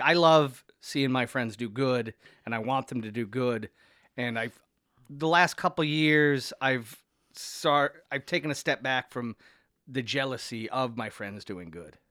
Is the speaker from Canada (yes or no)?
yes; Niagara-on-the-Lake, Ontario, Canada; now in Toronto, Canada; my hometown a lot, Niagara on the Lake